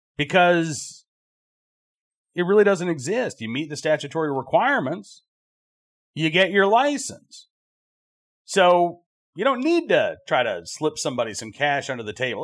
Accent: United States; we all as American citizens

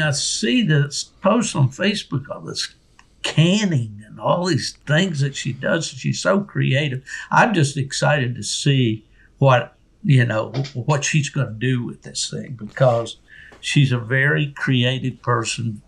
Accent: Beckley, West Virginia, United States; my hometown of Beckley, West Virginia

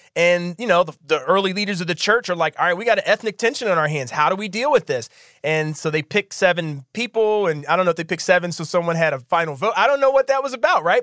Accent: Philadelphia, Pennsylvania, United States; growing up in Philadelphia

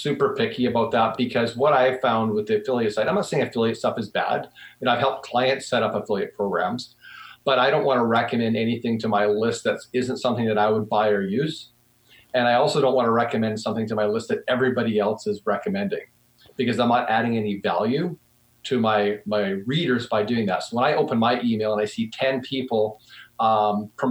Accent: Vancouver, British Columbia, Canada; I grew up in the Vancouver area

